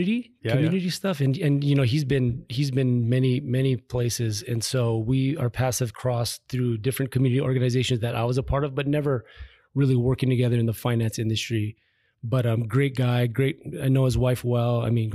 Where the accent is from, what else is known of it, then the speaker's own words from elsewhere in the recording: Hawaii Kai, Hawaii, United States; So I was raised in Hawaii Kai, lived there with my dad and my stepbrothers and sister.